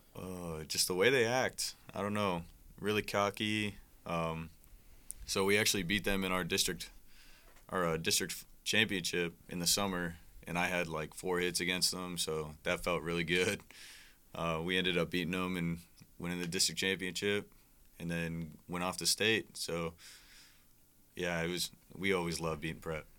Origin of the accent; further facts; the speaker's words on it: Omaha, Nebraska, United States; moved away as an adult; now in Iowa, United States; I'm from Omaha, Nebraska